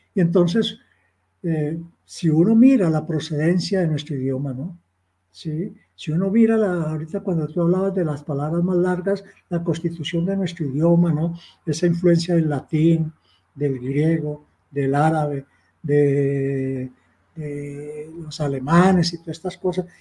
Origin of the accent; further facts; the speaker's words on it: Girardot, Cundinamarca, Colombia; yo soy de Girardot, provincia, un hogar muy humilde, y no sabía qué eran los libros